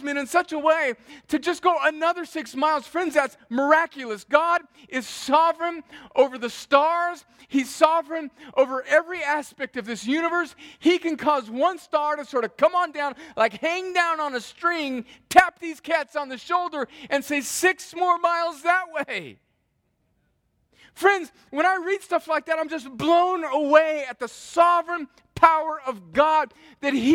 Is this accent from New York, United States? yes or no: no; a little desert town inland of San Diego, California, United States; moved away; I grew up in a little desert town inland of San Diego